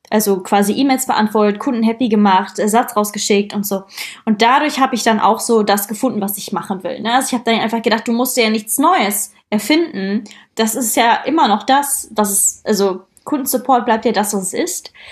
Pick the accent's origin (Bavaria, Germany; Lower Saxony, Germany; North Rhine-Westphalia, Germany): North Rhine-Westphalia, Germany; Krefeld; ich komme ja aus Krefeld und nicht aus Köln oder Düsseldorf